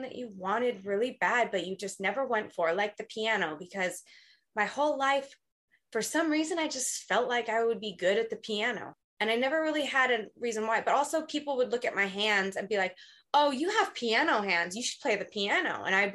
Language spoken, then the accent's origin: English; Southern California, United States; I'm from Southern California. I've lived here my whole life.